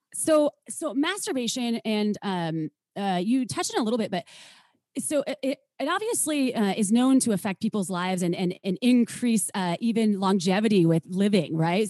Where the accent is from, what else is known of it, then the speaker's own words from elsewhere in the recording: Wisconsin, United States; moved away as an adult; also born or lived in Minnesota; now in California, United States; I was from Wisconsin, or I am from Wisconsin